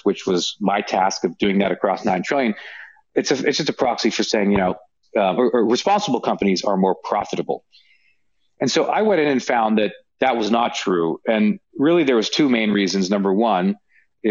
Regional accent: Canada; moved away as an adult; also born or lived in United States; having spent most of my career working in the US, but I am Canadian.

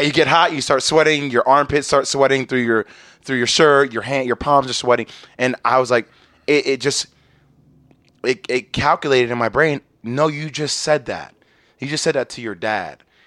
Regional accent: New Jersey, United States; I'm from New Jersey.

